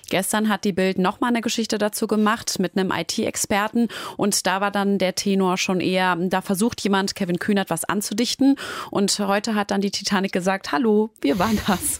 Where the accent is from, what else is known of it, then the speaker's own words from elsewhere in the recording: Essen, North Rhine-Westphalia, Germany; accent: Ruhr dialect; moved away; ich komme aus Essen